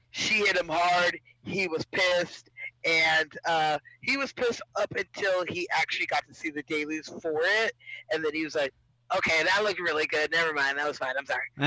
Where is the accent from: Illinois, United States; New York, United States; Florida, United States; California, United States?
California, United States; I'm sorry, we're from SoCal, so you know.